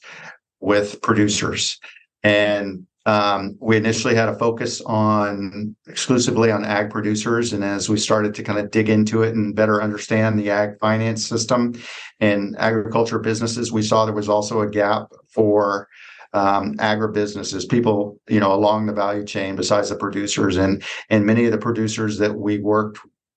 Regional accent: Dallas, Texas, United States; I grew up in North Dallas

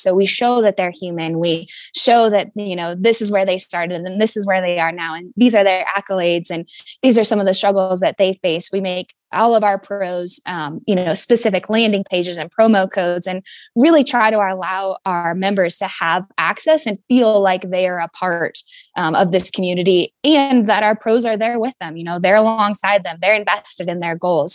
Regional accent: Fairbanks, Alaska, United States; I'm from Fairbanks, Alaska, um, born and raised

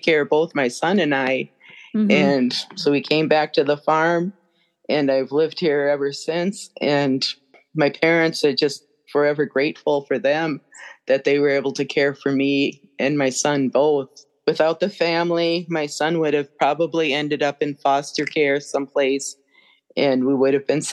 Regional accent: Brainerd Lakes area, Minnesota, United States; my hometown area, Brainerd Lakes area

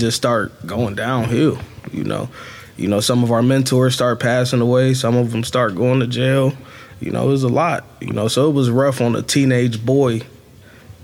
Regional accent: Canton, Ohio, United States; growing up in Canton

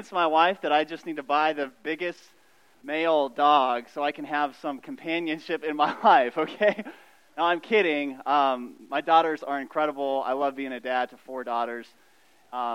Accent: New Mexico, United States; moved away as an adult; now in Omaha, United States; I'm from New Mexico, actually. But we've been in Omaha for 2.5 years

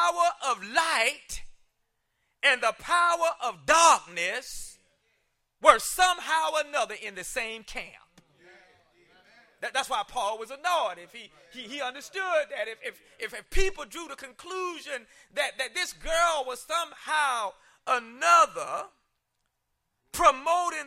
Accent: South Carolina, United States; I grew up in South Carolina

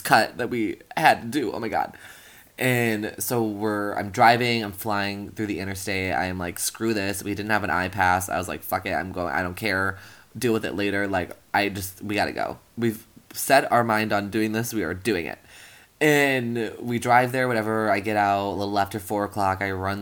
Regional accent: Wisconsin, United States; moved away as an adult; now in Washington, D.C., United States; my hometown is right in the middle of it

